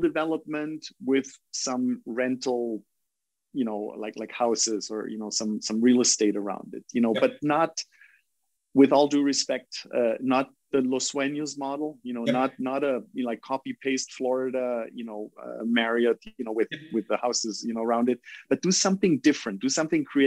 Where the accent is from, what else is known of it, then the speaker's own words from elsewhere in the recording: Germany; now in Costa Rica; you're German